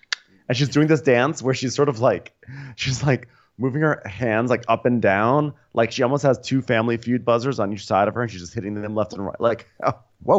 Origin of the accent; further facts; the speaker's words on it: Beverly Hills, California, United States; And this is honestly one of the most unrelatable conversations I've ever had. And I'm from Beverly Hills.